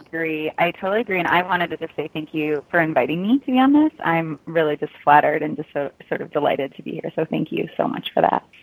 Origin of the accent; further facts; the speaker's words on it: Chicago, Illinois, United States; moved away as an adult; I'm originally from the Chicago area